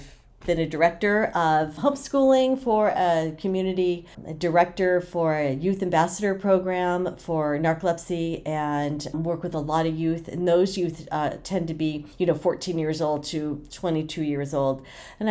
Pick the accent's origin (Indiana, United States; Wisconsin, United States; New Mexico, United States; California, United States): California, United States; Oceanside; also born or lived in San Diego, California; I was born and raised in Oceanside, California